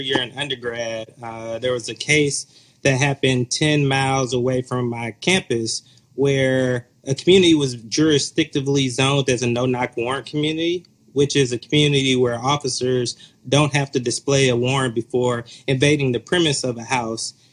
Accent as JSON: {"language": "English", "town": "Atlanta", "region": "Georgia", "country": "United States", "tie": "born or raised there", "also_born_or_lived": "Appalachian Mountain region / Oakland, California", "moved": "as an adult", "lives_now": "Chicago, United States", "said": "born and raised in the Metro Atlanta area"}